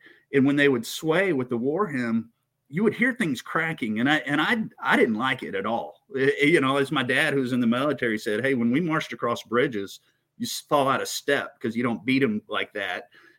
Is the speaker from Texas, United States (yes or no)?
yes; Houston, Texas, United States; I also grew up on Mattress Mac in Houston.